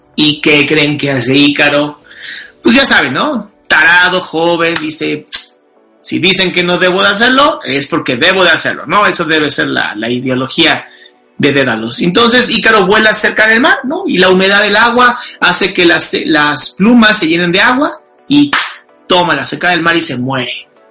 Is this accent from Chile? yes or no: no; Mexico; pues soy mexicano